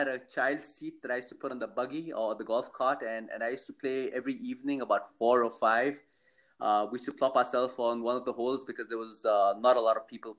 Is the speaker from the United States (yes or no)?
no; India; moved away; also born or lived in Oman; I was brought up in India and I went to boarding school.